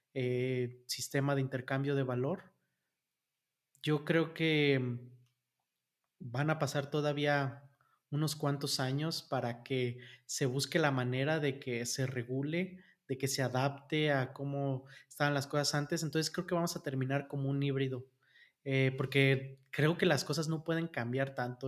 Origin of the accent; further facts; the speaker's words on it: Mexico; en México somos 150 millones de habitantes